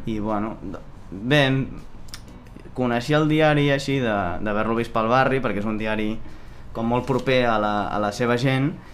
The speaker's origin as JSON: {"language": "Catalan", "town": "Barcelona", "region": "Catalonia", "country": "Spain", "said": "jo sóc de Sant Gervasi de Cassoles"}